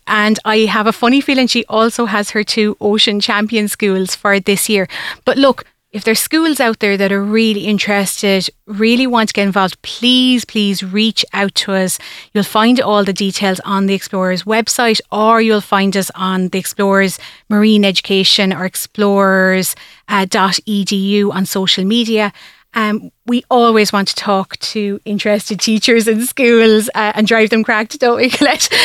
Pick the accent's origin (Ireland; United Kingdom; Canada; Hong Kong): Ireland; Tipperary, Munster; I grew up myself in Tipperary, so I was nowhere near the coastline